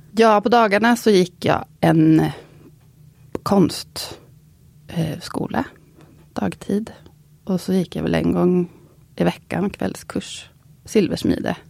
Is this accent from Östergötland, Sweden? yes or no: yes; Linköping, Östergötland, Sweden; jag kommer från Linköping som är en universitetsstad där det var helt andra karriärer som liksom hägrade för många